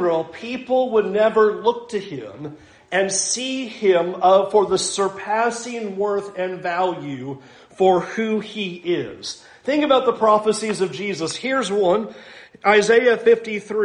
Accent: San Diego, California, United States; I grew up in San Diego, so I basically grew up on the beaches

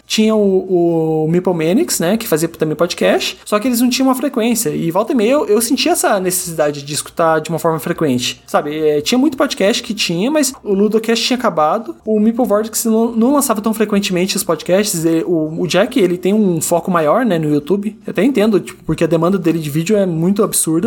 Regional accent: Curitiba, Paraná, Brazil; eu sou aqui de Curitiba, eu tenho 36 anos

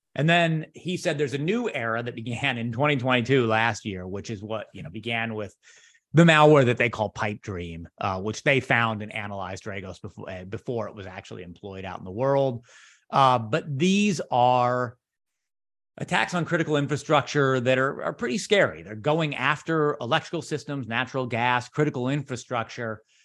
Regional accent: San Francisco, California, United States; now in Chicago, United States; I spent years of my childhood in the San Francisco area

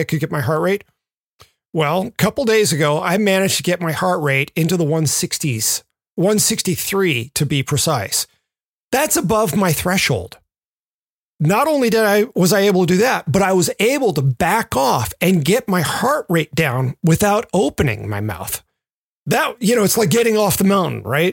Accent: Memphis, Tennessee, United States; Growing up in Memphis

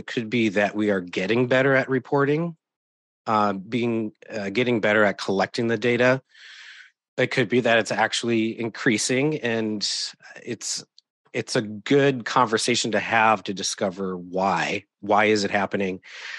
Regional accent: Wisconsin, United States; now in Oregon, United States; I was born and raised in Wisconsin. So Southeast Wisconsin, not far from Milwaukee.

